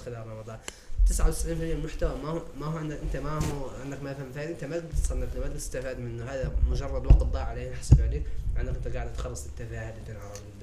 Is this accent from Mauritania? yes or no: yes; Mauritania; نحن عندنا في موريتانيا